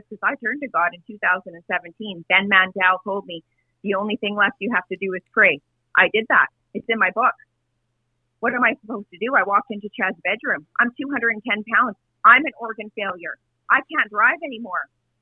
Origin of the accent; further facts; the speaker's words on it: Portage la Prairie, Manitoba, Canada; I went back to Portage la Prairie, my hometown, Cocoa Plaza Community Club